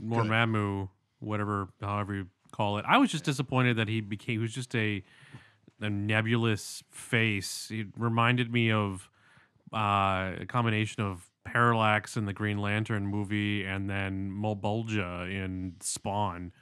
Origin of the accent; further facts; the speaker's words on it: London, Ontario, Canada; moved away; from my hometown